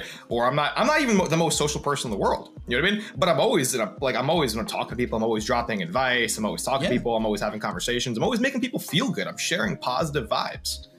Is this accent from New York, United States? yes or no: yes; New York, United States; I'm a New Yorker